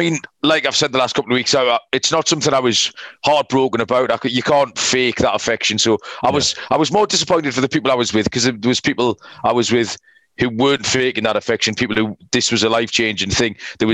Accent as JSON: {"language": "English", "region": "England", "country": "United Kingdom"}